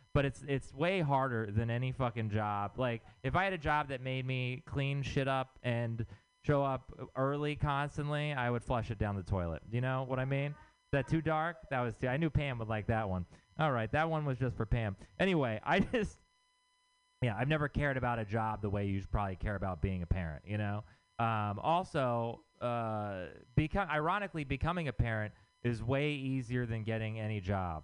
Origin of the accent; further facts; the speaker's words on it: Texas, United States; moved away; I'm from Texas